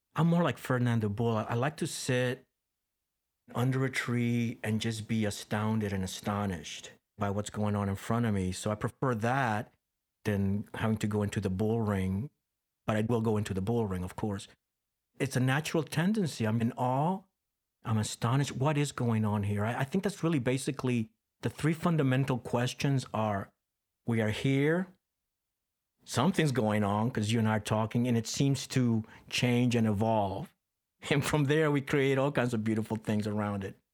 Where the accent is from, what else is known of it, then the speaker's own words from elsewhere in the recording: Costa Rica; moved away; Growing up in Costa Rica, I was embedded in that.